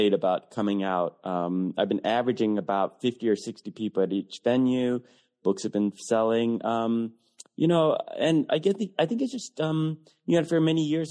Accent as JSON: {"language": "English", "town": "Detroit", "region": "Michigan", "country": "United States", "tie": "born or raised there", "said": "growing up Asian American and gay in Detroit in the 80s. It was a very tough time period for my hometown"}